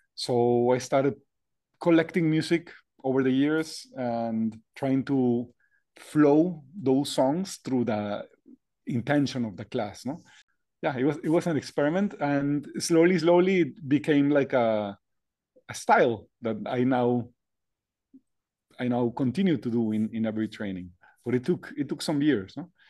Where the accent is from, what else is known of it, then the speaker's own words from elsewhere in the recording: Monterrey, Nuevo León, Mexico; I was born and raised in the north of Mexico, Monterrey